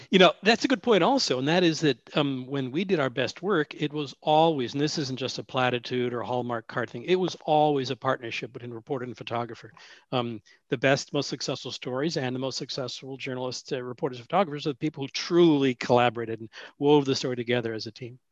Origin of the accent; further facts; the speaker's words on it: Washington, District of Columbia, United States; moved away as an adult; also born or lived in Illinois / Sioux Falls, South Dakota; now in Portland, United States; I grew up in Washington, D.C., and then came out to uh, Oregon in 1974 to go to Reed College